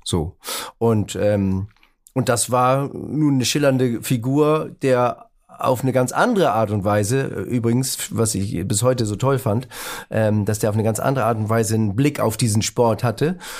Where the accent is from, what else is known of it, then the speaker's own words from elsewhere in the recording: Northern Germany, Germany; moved away as an adult; also born or lived in Baden-Baden; ich war Norddeutscher